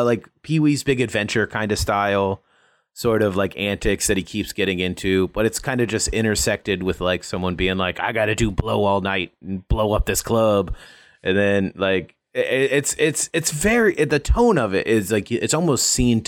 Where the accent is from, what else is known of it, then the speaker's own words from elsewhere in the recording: Alabama, United States; No, I'm from Alabama, which also sucks.